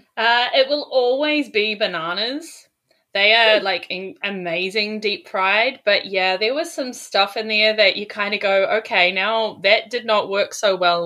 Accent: New Zealand; now in Sydney, Australia; So I'm originally from New Zealand, but I'm living in Sydney, Australia now

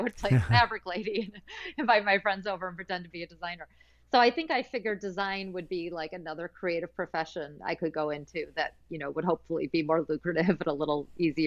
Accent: Michigan, United States; I went to Cranbrook for school growing up in Michigan.

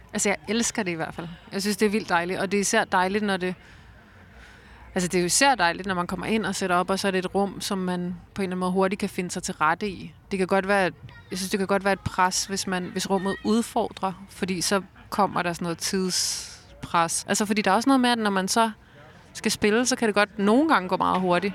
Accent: Roskilde, Zealand, Denmark; Jeg voksede op i Roskilde

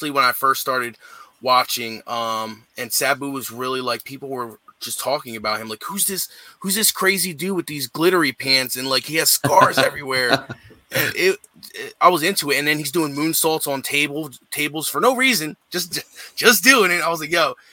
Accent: New Jersey, United States; I'm from South Jersey, so like it was very local to me

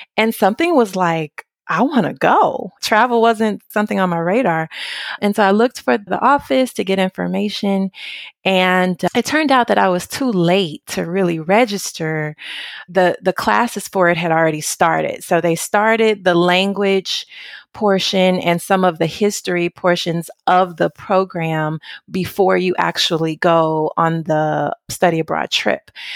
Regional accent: Memphis, Tennessee, United States; moved away as an adult; now in Orvieto, Italy; I am from Memphis, Tennessee, what I consider deep south of the United States

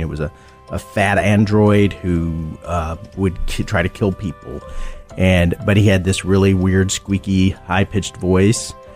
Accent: Texas, United States; moved away; I'm from Texas. Yes. Originally

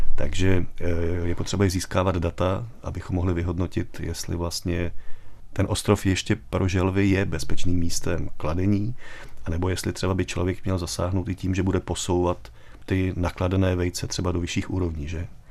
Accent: Czechia; my jako Češi jsme takový turistický národ

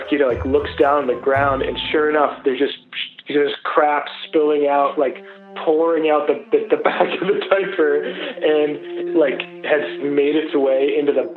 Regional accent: Boston, Massachusetts, United States; I'm from Boston, Massachusetts

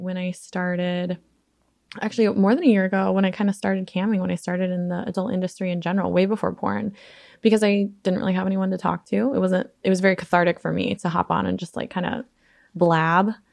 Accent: Alaska, United States; also born or lived in Chicago suburbs, Illinois; now in Chicago area, United States; little ugly kid with glasses, like, growing up in Alaska

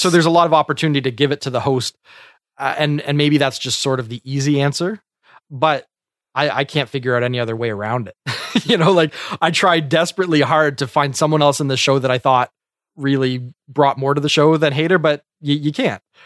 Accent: Canada

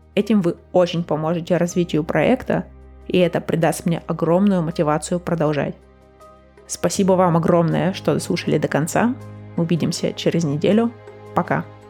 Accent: Russia; now in United States; как мы ее отмечаем в России

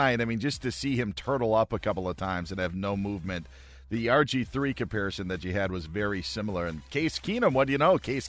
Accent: near Wausau, Wisconsin, United States; Wausau, I believe. Yeah, right. It's near my hometown.

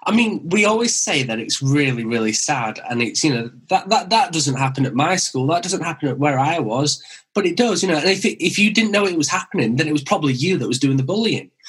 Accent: Wakefield, Yorkshire and the Humber, United Kingdom; accent: Brummy; also born or lived in West Bromwich; I was born in West Bromwich near Birmingham, and then I moved to Wakefield when I was five

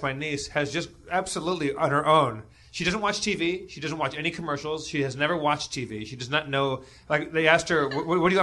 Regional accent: Los Angeles, California, United States; I grew up in Los Angeles

